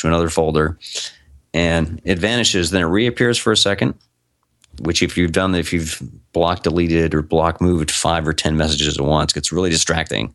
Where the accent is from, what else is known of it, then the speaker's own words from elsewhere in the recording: United States; I'm an American.